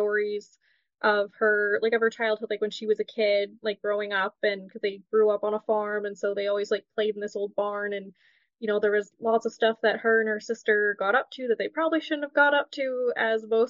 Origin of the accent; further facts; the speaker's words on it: Ontario, Canada; I'm born and raised in Ontario, Canada. I live in the heart of cottage country in Muskoka.